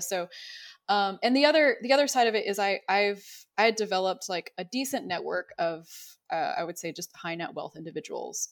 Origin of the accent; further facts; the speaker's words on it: Dallas-Fort Worth area, Texas, United States; growing up in the Dallas-Fort Worth area